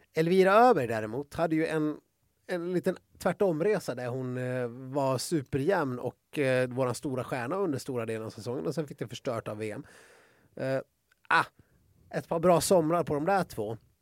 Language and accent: Swedish; Sweden; som svensk